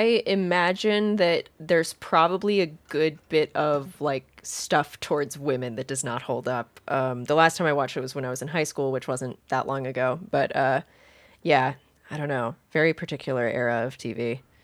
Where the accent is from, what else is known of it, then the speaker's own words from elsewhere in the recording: Wilmington, North Carolina, United States; I grew up in Wilmington, North Carolina